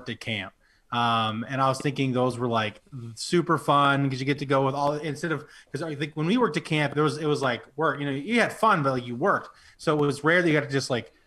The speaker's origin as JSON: {"language": "English", "town": "Penobscot", "region": "New Brunswick", "country": "Canada", "tie": "born or raised there", "lives_now": "Fredericton, Canada", "said": "Yeah, my hometown. Penobscot for life."}